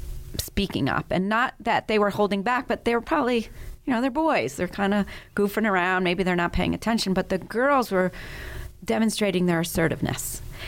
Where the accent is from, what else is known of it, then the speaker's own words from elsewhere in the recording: Paris, Île-de-France, France; So I grew up in Europe and started elementary school in Paris and went in the first day of elementary school in first grade and obviously didn't speak French.